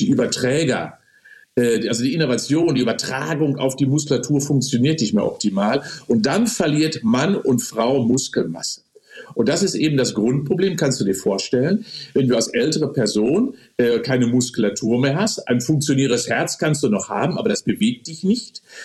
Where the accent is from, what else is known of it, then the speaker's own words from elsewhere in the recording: Germany; bei uns in Deutschland